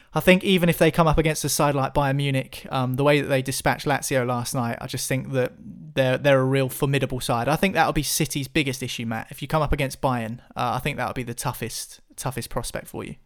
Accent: England, United Kingdom; we're English

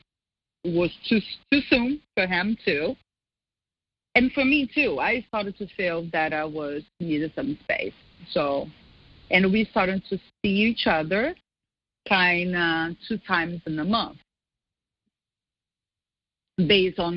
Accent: Brazil; also born or lived in Scottsdale; now in United States; I was back to my country to see my family

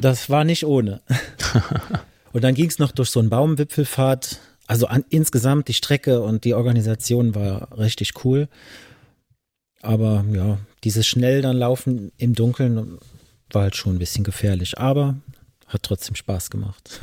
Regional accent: Ediger-Eller, Rhineland-Palatinate, Germany; now in Bengel, Germany; an der Mosel bin ich aufgewachsen, in Ediger Eller

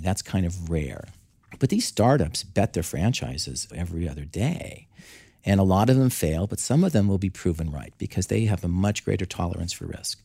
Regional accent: Southern California, United States; moved away; I grew up in Southern California.

